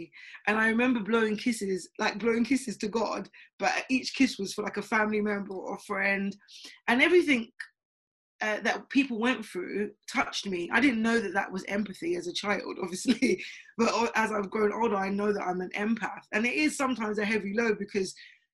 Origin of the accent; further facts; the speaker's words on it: London, United Kingdom; I'm from Tottenham originally